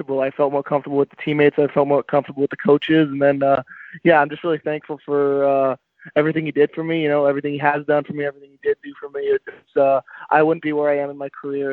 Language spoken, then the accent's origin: English; Ottawa, Ontario, Canada; I'm from Nepean, Ontario. Born and raised in Nepean, Ontario, which is just a suburb of Ottawa